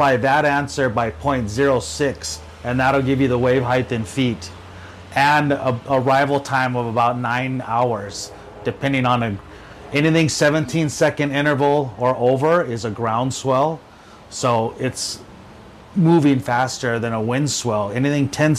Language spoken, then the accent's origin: English; North Shore, Hawaii, United States; Born and raised on the North Shore